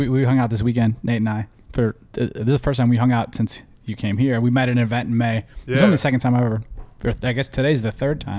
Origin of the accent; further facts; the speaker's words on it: Cleveland, Ohio, United States; moved away; We're from Cleveland.